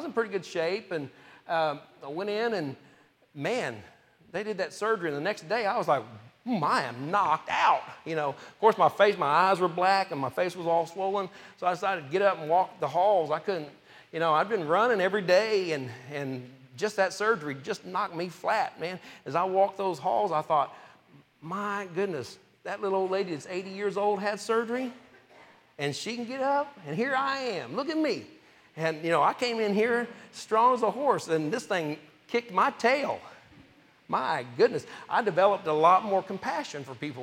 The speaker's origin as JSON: {"language": "English", "town": "Topeka", "region": "Kansas", "country": "United States", "tie": "born or raised there", "also_born_or_lived": "Oklahoma", "said": "I grew up in, we moved from Oklahoma when I was 2 to Topeka, Kansas"}